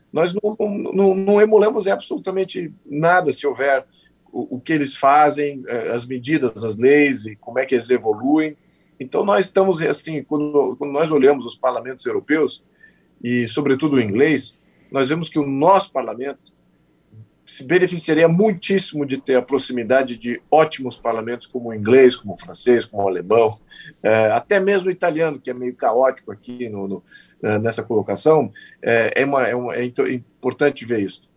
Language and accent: Portuguese; Brazil